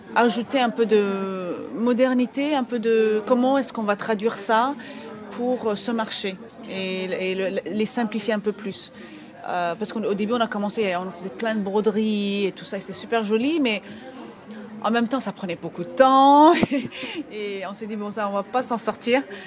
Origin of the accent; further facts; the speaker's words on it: Ethiopia; moved away; je vais tout le temps en Éthiopie, donc je suis d'Éthiopie